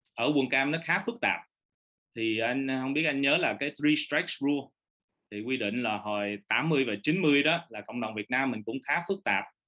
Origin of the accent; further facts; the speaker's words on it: Orange County, California, United States; moved away as an adult; now in Vietnam; cái thời gian ở quận cam tới 18 tuổi